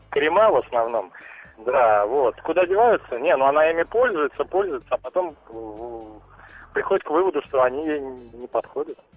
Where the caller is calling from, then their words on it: Moscow, Russia; я вам из Москвы звоню.